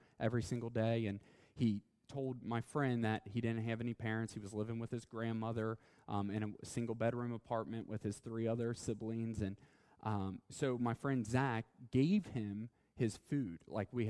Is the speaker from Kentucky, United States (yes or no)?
yes; Covington, Kentucky, United States; I'm an American. I've been born here, Kentucky, Covington.